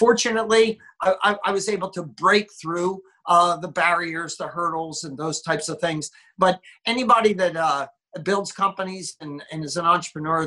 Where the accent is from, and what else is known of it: Philadelphia, Pennsylvania, United States; born or raised there; moved away as an adult; now in Southern California, United States